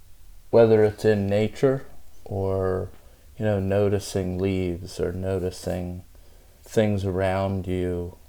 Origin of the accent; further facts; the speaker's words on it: the South, United States; we came from the South, and... what that means, and my family's originally from Spain, from Mallorca, Spain.